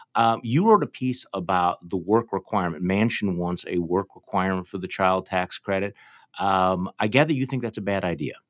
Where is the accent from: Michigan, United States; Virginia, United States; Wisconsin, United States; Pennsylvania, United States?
Wisconsin, United States; I'm from Wisconsin.